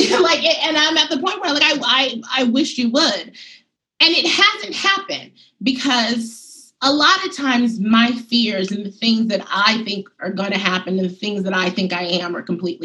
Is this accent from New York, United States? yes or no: yes; New York City, New York, United States; I'm very much from Bed-Stuy. I'm very much from Harlem